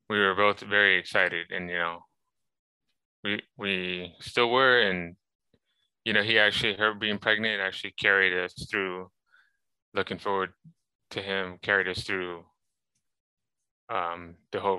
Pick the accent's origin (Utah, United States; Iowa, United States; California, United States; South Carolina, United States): South Carolina, United States; also born or lived in Long Island / Florida; I was born in New York, Long Island. Let's see, I graduated high school 2008, actually from South Carolina. Lived there for a little while as a kid uh, moved to Florida, met my wife there.